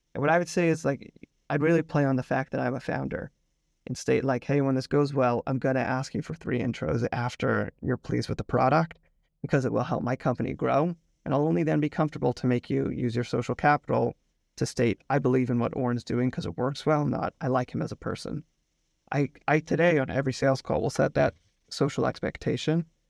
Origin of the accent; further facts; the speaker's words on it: Potomac, Maryland, United States; moved away as an adult; also born or lived in New York; now in Tel Aviv, Israel; I grew up in Potomac, Maryland. I now live in Tel Aviv, Israel with my wife and two kids. We moved here five years ago